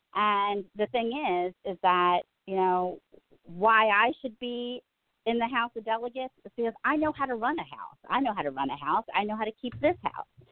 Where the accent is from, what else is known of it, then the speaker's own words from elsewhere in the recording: Reisterstown, Maryland, United States; now in Kingsville, United States; where I grew up in Reisterstown